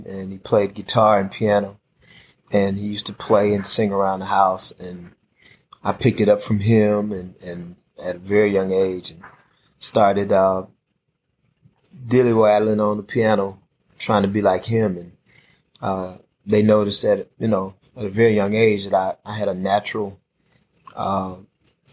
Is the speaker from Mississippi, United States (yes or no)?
yes; Jackson, Mississippi, United States; I was born and raised in Southwest Jackson